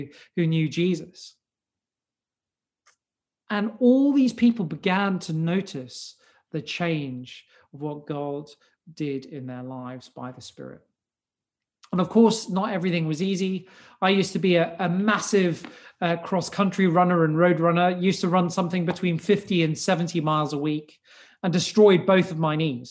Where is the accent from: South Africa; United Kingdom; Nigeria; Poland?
South Africa; I was born in South Africa to a non-Christian household